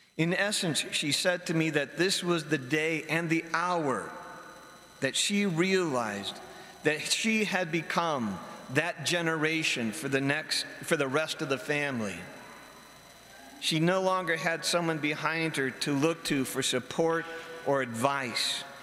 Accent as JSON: {"language": "English", "town": "Barberton", "region": "Ohio", "country": "United States", "tie": "born or raised there", "moved": "as an adult", "said": "going back to my hometown of Barberton after being away at school for a while"}